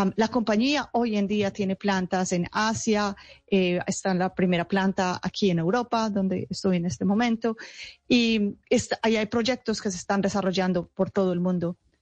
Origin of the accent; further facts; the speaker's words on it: Paisa, Antioquia, Colombia; moved away; hace muchos años ya salí de Colombia, pero eh, toda mi familia está en Colombia y soy muy orgullosa de ser paisa.